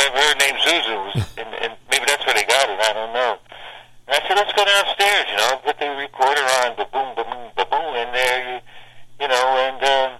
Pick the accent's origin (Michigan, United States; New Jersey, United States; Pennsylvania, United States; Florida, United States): New Jersey, United States; Asbury Park; also born or lived in Newark, New Jersey; when I came down here from Newark, I was in a grammar school, Catholic grammar school, Our Lady of Mount Carmel in Asbury Park.